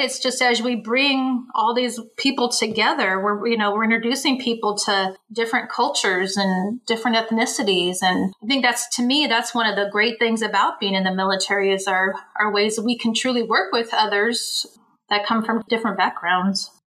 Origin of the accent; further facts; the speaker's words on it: Bay Area, California, United States; moved away as an adult; I'm from the Bay Area.